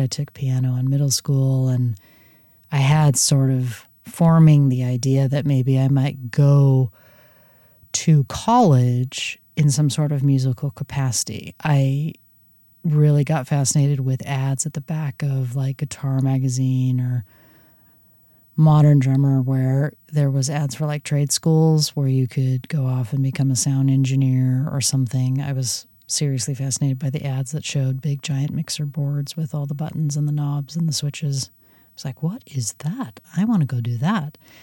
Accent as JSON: {"language": "English", "region": "Southern California", "country": "United States", "tie": "born or raised there", "moved": "yes", "lives_now": "Pacific Northwest, United States", "said": "as a Southern Californian, uh, born and raised"}